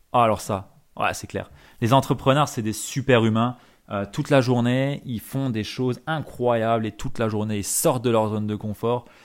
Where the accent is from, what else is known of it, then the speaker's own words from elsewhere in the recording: Alsace, Grand Est, France; en tant que bon Alsacien